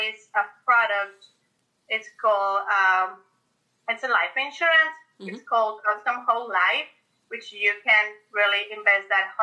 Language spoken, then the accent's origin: English; Mexico; moved away as an adult; now in Florida, United States; we're originally from Mexico